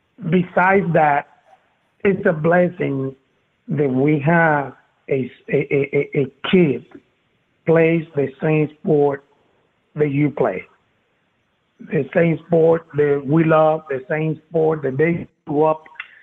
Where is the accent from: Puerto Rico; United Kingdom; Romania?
Puerto Rico; Vega Baja; I have a coffee company, which is the coffee company I have it in my hometown in Vega Baja.